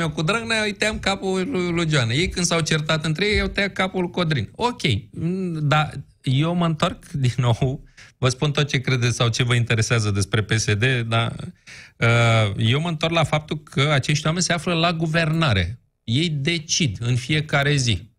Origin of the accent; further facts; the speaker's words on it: Bucharest, Romania; ca bucureștean